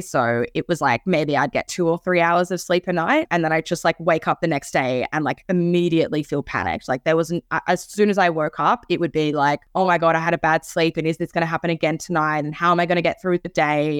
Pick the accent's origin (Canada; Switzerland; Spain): Switzerland; I was born in Switzerland